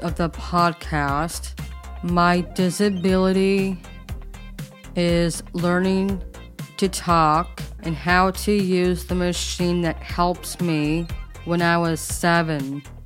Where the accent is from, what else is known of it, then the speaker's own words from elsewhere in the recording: San Diego, California, United States; I was born in Mary Birch Hospital in San Diego